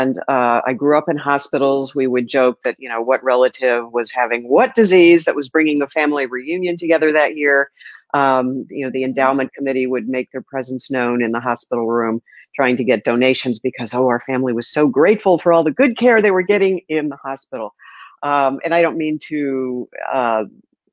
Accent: St. Louis, Missouri, United States; moved away as an adult; also born or lived in Miami; now in Sarasota, United States; St. Louis, my hometown.

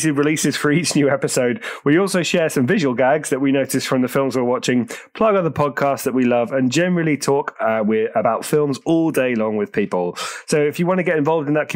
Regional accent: Jersey; I'm from Jersey and the Channel Islands, people. Jersey, original Jersey, rather than New Jersey.

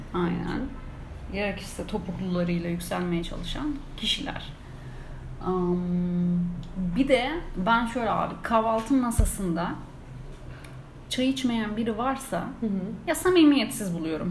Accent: İzmir, Turkey; moved away; ben de İzmirliyim

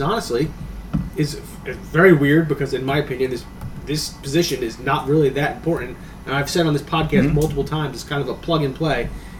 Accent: New Jersey, United States; even though we're from New Jersey

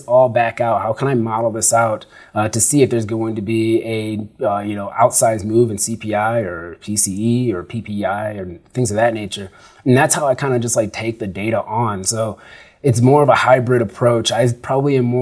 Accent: Sugar Grove, Illinois, United States; moved away as an adult; also born or lived in Chicago / Arizona; now in Denver, United States; I grew up in Sugar Grove, Illinois, and I grew up with farmers

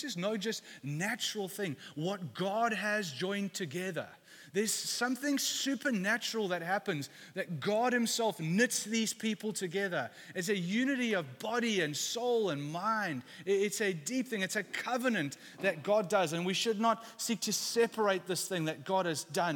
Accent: London, United Kingdom; moved away; I come from East London. I went to an all boys school there

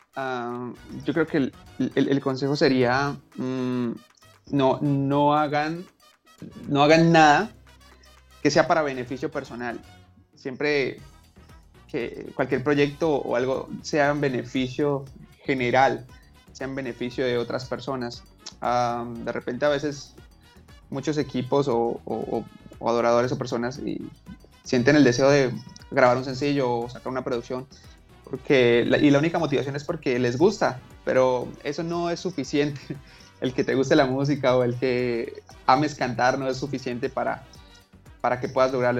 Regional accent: Bucaramanga, Santander, Colombia; soy de Bucaramanga soy de Bucaramanga

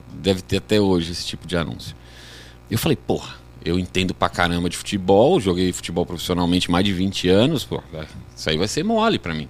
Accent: Guarulhos, São Paulo, Brazil; moved away as an adult; now in São José, Brazil; eu sou natural de Guarulhos.

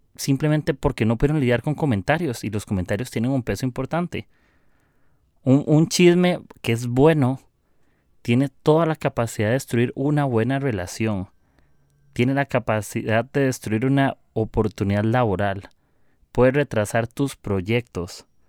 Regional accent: Costa Rica; soy de Costa Rica

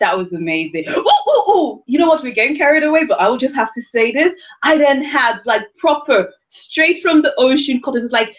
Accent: London, United Kingdom; accent: London; So she then goes, "So where's your accent from?" And I go, "London."

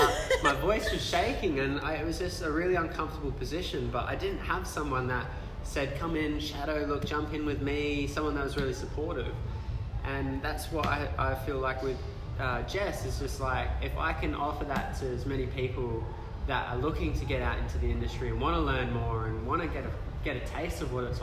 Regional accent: Thornley, England, United Kingdom; I guess the area I grew up around, I grew up in Thornley. Nothing against anyone that grew up in Thornley.

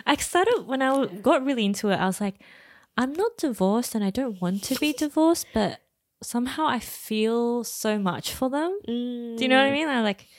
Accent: Australia; Oh, maybe because we're Asian Aussie.

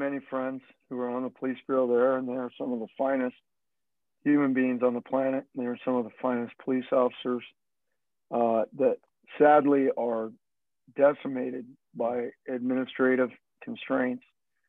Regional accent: Phoenix, Arizona, United States; also born or lived in Southern California / Utah; I was not from the Pacific Northwest. I was from the Southwest. Grew up in Phoenix, grew up in LA or in Southern California. Not LA itself, but near there, Southern California, Utah, Arizona. That's where I lived in my youth.

